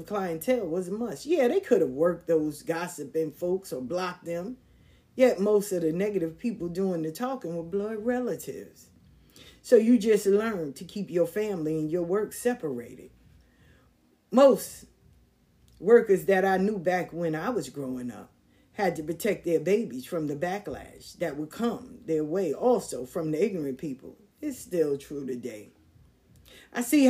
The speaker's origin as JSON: {"language": "English", "town": "New York City", "region": "New York", "country": "United States", "tie": "born or raised there", "said": "Growing up in South Jamaica, Queens was a different kind of vibe"}